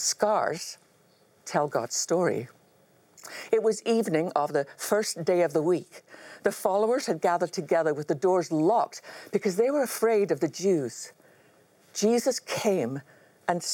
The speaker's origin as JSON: {"language": "English", "region": "Scotland", "country": "United Kingdom", "tie": "born or raised there", "said": "growing up in Scotland"}